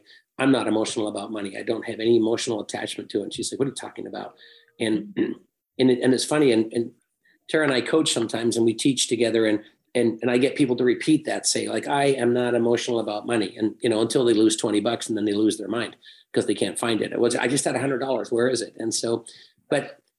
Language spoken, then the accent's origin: English; England, United Kingdom; moved away; I was born and raised in England